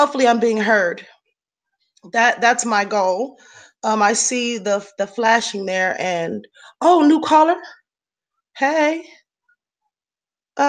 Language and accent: English; Los Angeles, California, United States; I'm an artist born and raised in Los Angeles, California.